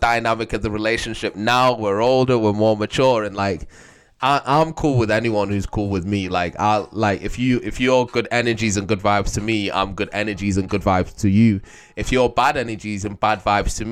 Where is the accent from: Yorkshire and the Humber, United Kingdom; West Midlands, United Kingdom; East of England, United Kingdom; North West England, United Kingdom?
North West England, United Kingdom; Manchester; moved away; I moved to Manchester